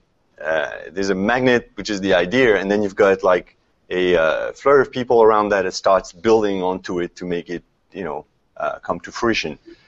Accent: Paris, Île-de-France, France; also born or lived in Philadelphia, United States; now in San Francisco, United States; born and raised in Paris. Moved to Philadelphia, stayed there 10 years

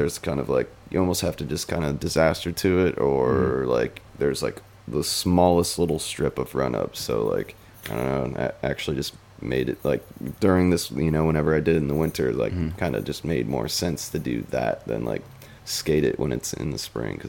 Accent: Minnesota, United States; growing up in Minnesota.

